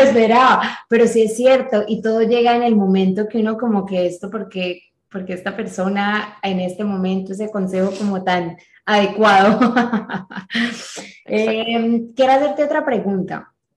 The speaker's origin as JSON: {"language": "Spanish", "country": "Colombia", "said": "nosotros somos colombianos"}